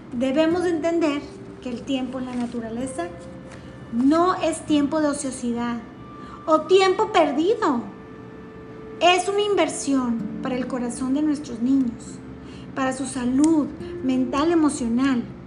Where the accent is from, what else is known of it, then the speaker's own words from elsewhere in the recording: Mexico; estoy hablando, claro que desde una perspectiva como mexicana